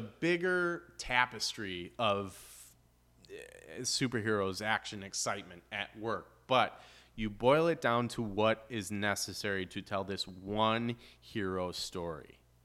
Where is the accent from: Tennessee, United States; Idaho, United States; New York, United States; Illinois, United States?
Illinois, United States; Chicago; moved away; also born or lived in Gulf coast (Highway 98); growing up in Chicago, we, like, we're by the lake